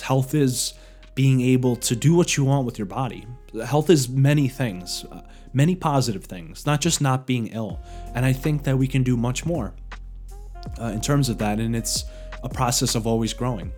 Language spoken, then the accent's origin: English; New York, United States; moved away; I'm originally from New York